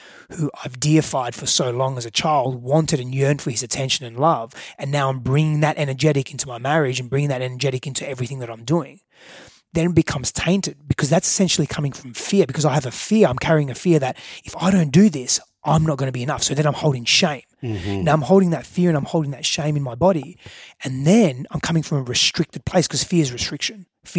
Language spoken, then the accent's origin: English; Australia; moved away as an adult; now in United States; I moved from Australia, a bigger fish in a small pond, to move into the US being a very small fish in a very bigger, far bigger